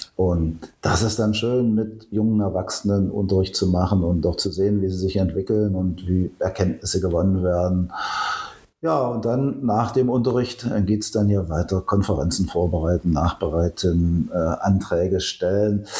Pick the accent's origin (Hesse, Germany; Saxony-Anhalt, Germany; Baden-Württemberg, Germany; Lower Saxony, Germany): Saxony-Anhalt, Germany; Köthen; ich bin Urköthner, bin in Köthen geboren, habe also alle Schulen, die man so als Kind und Jugendlicher durchläuft, hier durchlaufen.